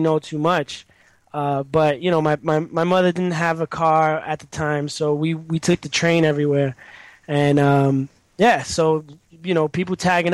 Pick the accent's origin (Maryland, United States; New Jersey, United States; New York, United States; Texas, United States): New York, United States; New York City; I was born in the Bronx, born and raised, and I've lived in the same area my whole life